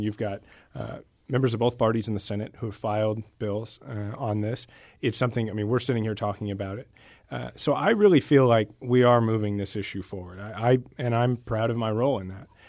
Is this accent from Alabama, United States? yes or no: no; Kansas City, Missouri, United States; also born or lived in Washington, D.C.; I'm originally from Kansas City